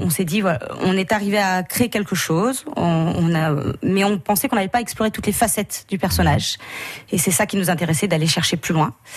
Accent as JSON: {"language": "French", "town": "Saint-Étienne-de-Saint-Geoirs", "region": "Auvergne-Rhône-Alpes", "country": "France", "said": "à l'origine, on est de Saint-Étienne-de-Saint-Joire"}